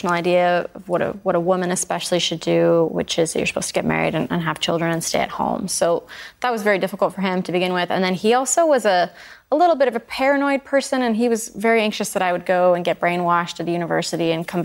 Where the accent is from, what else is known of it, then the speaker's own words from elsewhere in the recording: Idaho, United States; moved away; When I go home to Idaho